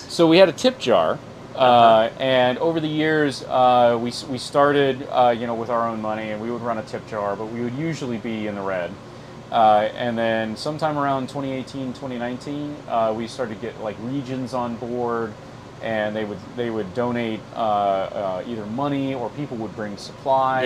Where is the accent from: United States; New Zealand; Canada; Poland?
United States; South Carolina; I'm from South Carolina